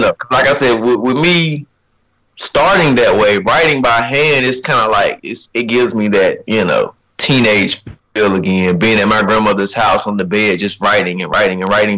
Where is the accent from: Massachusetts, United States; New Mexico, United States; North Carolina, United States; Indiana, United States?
North Carolina, United States; Rocky Mount; also born or lived in Harlem; I'm from Rocky Mount, North Carolina. First of all, I got to shout out Rocky Mount. Um, it's a little town in uh, North Carolina, Eastern North Carolina. Uh, graduated in 2011.